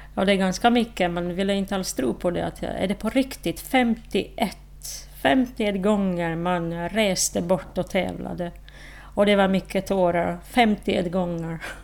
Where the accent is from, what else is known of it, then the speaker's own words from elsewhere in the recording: Slovakia; Swedish is a second language; moved away as an adult; now in Åland, Finland; i Slovakien, i mitt hemland